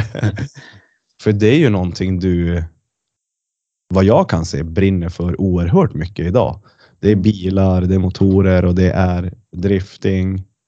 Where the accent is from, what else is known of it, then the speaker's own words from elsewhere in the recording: Kiruna, Norrbotten County, Sweden; now in Luleå, Sweden; jag är ju från Kiruna